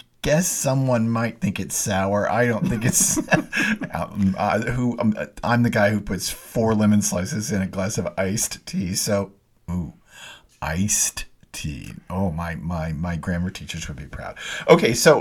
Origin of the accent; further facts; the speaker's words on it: Dallas, Texas, United States; I grew up in Dallas going to S&D Oyster Company